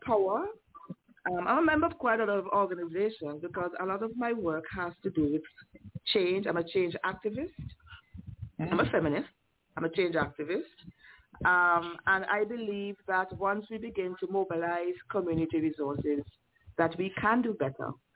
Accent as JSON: {"language": "English", "town": "Liberta", "region": "Saint Paul", "country": "Antigua & Barbuda", "tie": "born or raised there", "also_born_or_lived": "Montserrat", "said": "I grew up in Liberta"}